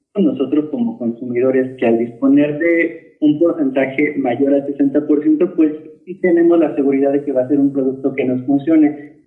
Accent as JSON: {"language": "Spanish", "country": "Mexico", "said": "como mexicanos"}